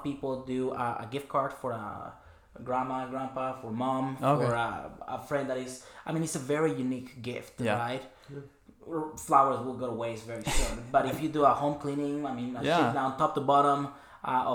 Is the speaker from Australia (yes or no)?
no; Mexico; moved away; born and raised in Mexico and growing up with that food